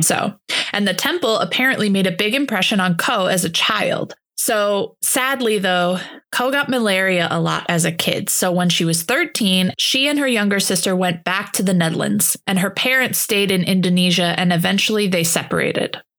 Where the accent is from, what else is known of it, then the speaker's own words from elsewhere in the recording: Holland, Michigan, United States; I grew up in Holland, Michigan